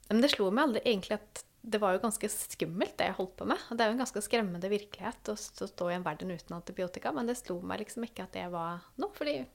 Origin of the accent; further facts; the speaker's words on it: Sweden; now in Norway; Jeg kom jo fra Sverige, så jeg leste så hva som skjedde der òg.